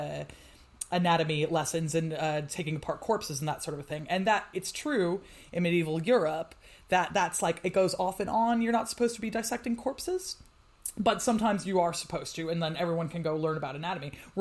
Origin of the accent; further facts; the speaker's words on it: United States; now in United Kingdom; I'm, as you can tell from my accent, originally from the States, and I live in the UK now